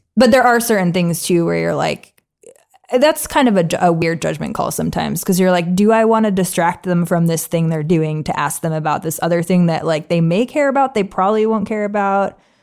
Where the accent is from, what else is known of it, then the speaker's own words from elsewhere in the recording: New England, United States; I'm from New England